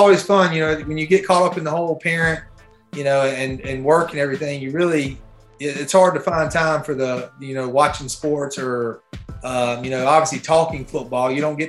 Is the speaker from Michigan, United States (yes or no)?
no; near Columbia area, South Carolina, United States; also born or lived in Myrtle Beach, South Carolina; I'm about 30 minutes from my hometown